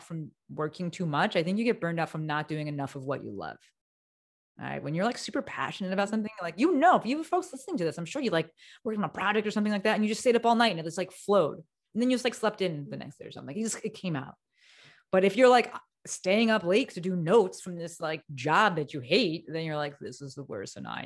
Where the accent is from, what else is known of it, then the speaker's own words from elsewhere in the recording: New Jersey, United States; moved away as an adult; also born or lived in New York; now in Los Angeles, United States; I moved across the country, right? So I'm from Jersey